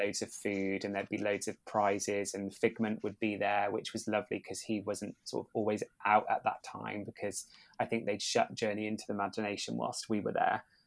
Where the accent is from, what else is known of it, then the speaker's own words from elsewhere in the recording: United Kingdom; we are British